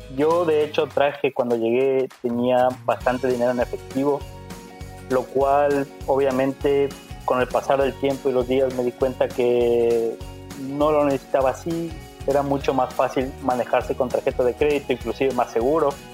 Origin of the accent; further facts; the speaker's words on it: Ecuador; moved away as an adult; now in Canada; Tenemos muy buen chocolate en Ecuador. Y bueno, básicamente eso es lo que más extraño de mi tierra